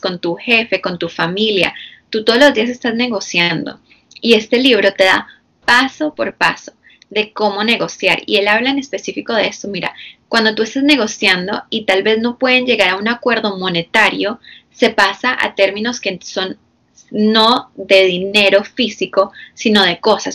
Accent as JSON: {"language": "Spanish", "region": "Florida", "country": "United States", "tie": "born or raised there", "also_born_or_lived": "Bogotá, Colombia", "said": "yo soy de Colombia, de Bogotá, Colombia. Nací allá, pero me vine muy pequeña, a los cuatro años. Entonces, básicamente crecí aquí en Estados Unidos, la mayoría en la Florida."}